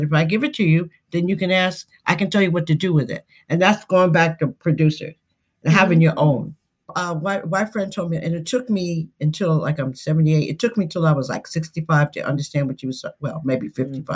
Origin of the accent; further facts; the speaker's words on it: Westbury, New York, United States; I'm originally from Westbury, Long Island